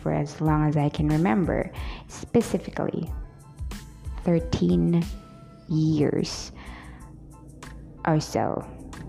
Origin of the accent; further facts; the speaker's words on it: Bohol, Central Visayas, Philippines; I am from the Philippines. I was born and raised here, so I'm a Filipina